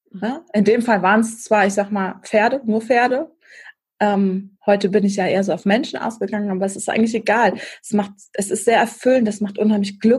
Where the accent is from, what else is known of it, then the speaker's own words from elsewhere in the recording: Krefeld, North Rhine-Westphalia, Germany; also born or lived in Hamburg; dann bin ich irgendwann noch wieder zurück äh, nach Krefeld gegangen, in meinen Heimatort, weil mir die Familienverbundenheit dann da oben so ein bisschen fehlte.